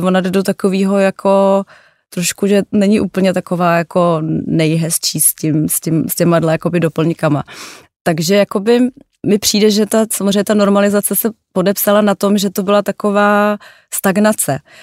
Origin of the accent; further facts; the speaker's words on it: Prague, Czechia; já jsem narozená v Praze